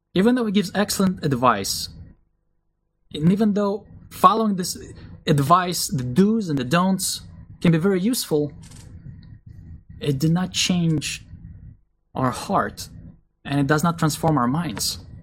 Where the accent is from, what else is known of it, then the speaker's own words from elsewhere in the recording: Israel; moved away; I grew up in a Russian Jewish family. My parents believed in Jesus when I was still a young boy. So, even though we were raised in Israel